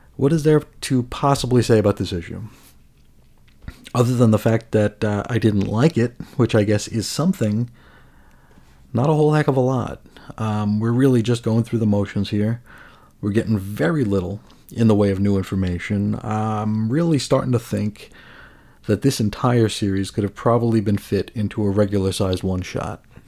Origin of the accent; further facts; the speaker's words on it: United States; as an American